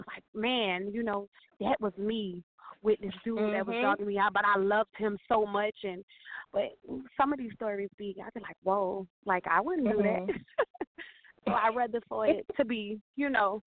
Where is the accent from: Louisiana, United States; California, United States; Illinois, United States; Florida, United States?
Florida, United States; Miami; I am from Miami, Florida